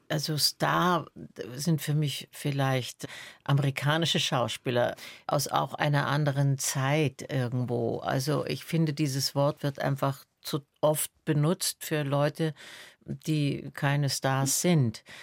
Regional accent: Salzburg, Austria; born there; Und so bin ich in Salzburg zur Welt gekommen und dann hatten wir Freunde, die ein Haus am Attersee hatten und da war ich dann das erste Lebensjahr.

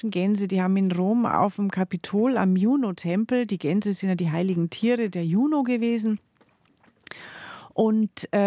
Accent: Bavaria, Germany; Es gab zum Beispiel äh, im, im Chiemsee, das muss ich jetzt einfach mal wieder auf meine Heimatregion beziehen. Es gab die zwei Chiemsee-Inseln, kennt man ja.

